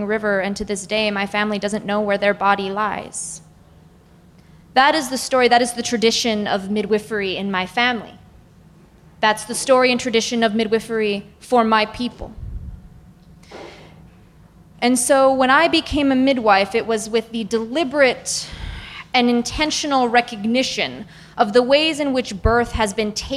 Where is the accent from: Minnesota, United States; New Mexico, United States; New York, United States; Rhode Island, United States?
Minnesota, United States; southwest; I'm from Occupied Dakota Territory in what is currently known as the southwest corner of Minnesota.